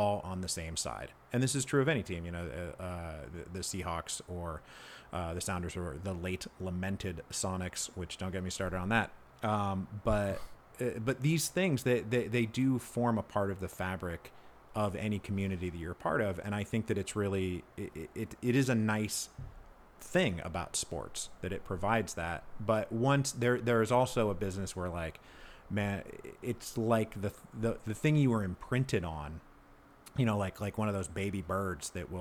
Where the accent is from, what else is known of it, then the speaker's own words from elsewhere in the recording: Redmond, Washington, United States; I was born and raised in Redmond